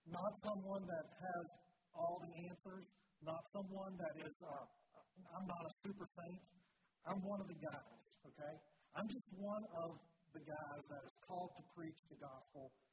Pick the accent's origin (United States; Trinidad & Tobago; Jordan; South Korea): United States; Bridgewater; I didn't grow up in the Mennonite church. I grew up in the Church of the Brethren in Bridgewater there.